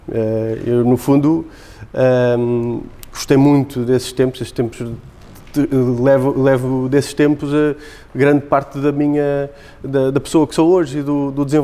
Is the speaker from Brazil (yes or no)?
no; Olhalvo, Lisbon, Portugal; eu nasci uh, em Olhalvo, sempre estudei, de facto, em Alenquer, na, na sede do Conselho, portanto, Conselho de Alenquer